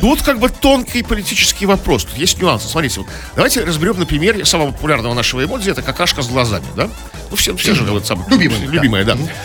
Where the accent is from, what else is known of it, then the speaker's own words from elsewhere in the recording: Saint Petersburg, Russia; мы, коренные петербуржцы